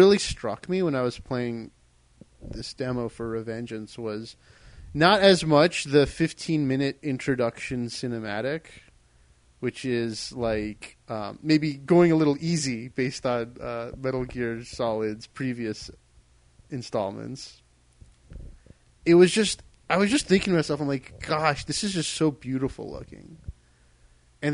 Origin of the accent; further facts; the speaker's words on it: Maryland, United States; I'm from Maryland